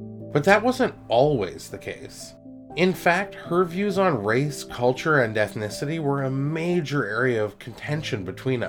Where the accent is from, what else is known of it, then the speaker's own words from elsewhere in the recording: Toronto, Ontario, Canada; I was growing up in Scarborough, which was and is this amazing mix of people from all parts of the world